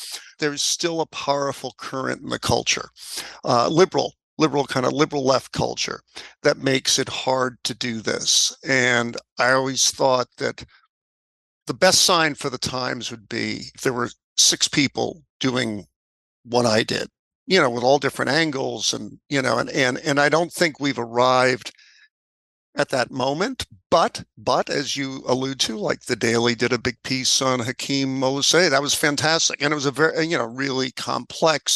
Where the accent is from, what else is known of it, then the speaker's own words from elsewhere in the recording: New York, United States; I'm a New Yorker